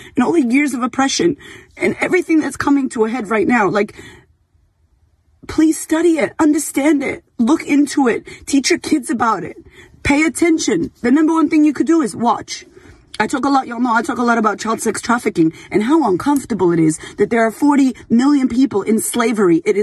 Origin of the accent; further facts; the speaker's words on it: Boston, Massachusetts, United States; I grew up in Boston